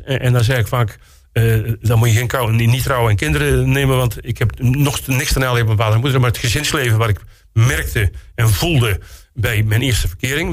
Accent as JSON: {"language": "Dutch", "town": "Kruisland", "region": "North Brabant", "country": "Netherlands", "tie": "born or raised there", "moved": "as an adult", "lives_now": "Roosendaal, Netherlands", "said": "ik kom uit Kruisland eigenlijk. En ik ben, na, na, mijn schooltijd ben ik in Roosendaal terechtgekomen."}